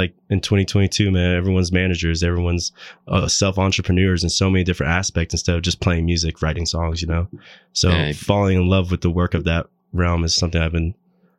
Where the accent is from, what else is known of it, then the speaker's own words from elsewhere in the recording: Mississippi and Georgia, the South, United States; also born or lived in Boise, Idaho; now in Denver, United States; growing up in Mississippi and Georgia.